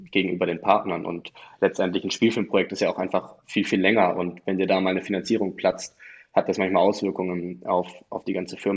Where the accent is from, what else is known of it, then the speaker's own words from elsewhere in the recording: Tübingen, Baden-Württemberg, Germany; ich komme eigentlich aus Tübingen, ich komme nicht aus München